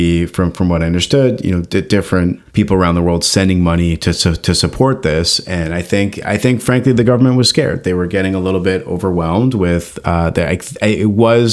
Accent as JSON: {"language": "English", "country": "Canada", "said": "as a Canadian"}